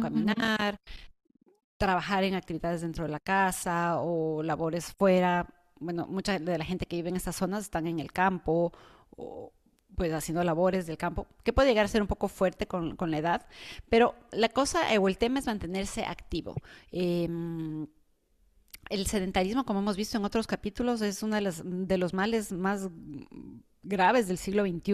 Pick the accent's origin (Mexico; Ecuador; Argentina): Ecuador; now in United States; en mi país, que en Ecuador